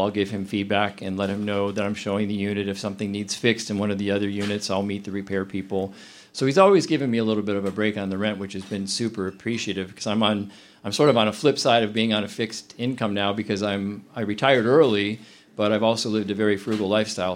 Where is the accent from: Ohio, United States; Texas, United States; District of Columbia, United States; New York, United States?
Ohio, United States; Berea; also born or lived in Akron, Ohio / Cuyahoga Falls, Ohio / Medina, Ohio; now in Cleveland, United States; I had um, pretty much always been a suburban kid. I grew up in Berea